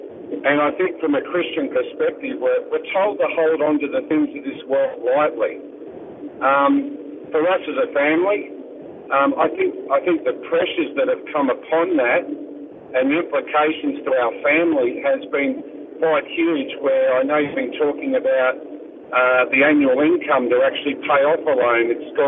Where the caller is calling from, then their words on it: Queensland, Australia; I'm actually travelling between the Gold Coast and Brisbane, listening to the segment that you have